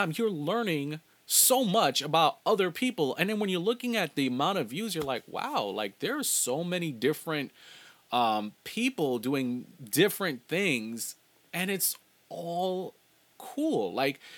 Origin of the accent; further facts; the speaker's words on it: New York City, New York, United States; also born or lived in Los Angeles / Long Island; I was not born in Brooklyn, New York, but I was raised from a very infancy age to where I'm at now